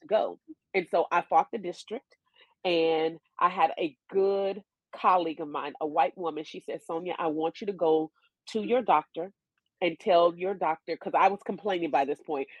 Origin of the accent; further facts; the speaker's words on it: California, United States; moved away as an adult; also born or lived in Atlanta; I grew up in California